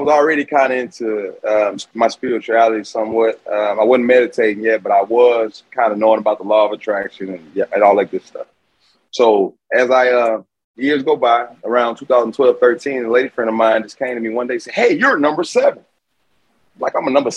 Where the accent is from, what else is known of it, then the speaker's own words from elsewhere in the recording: Houston, Texas, United States; I'm from Houston, Texas, born and raised